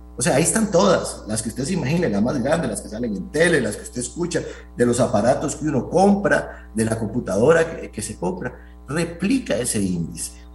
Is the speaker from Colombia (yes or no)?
no; Costa Rica